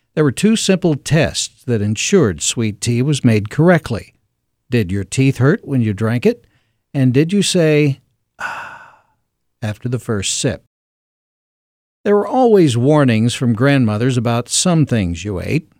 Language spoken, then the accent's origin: English; Ashdown, Arkansas, United States; Growing up in Ashdown, Arkansas